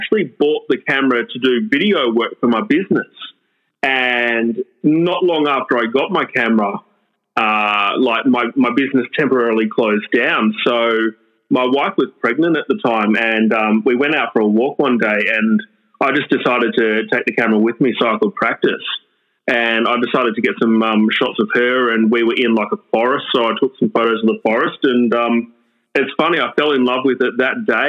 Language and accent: English; Sydney, New South Wales, Australia; I'm from Sydney, Australia, in the northwest of Sydney, in the Hills District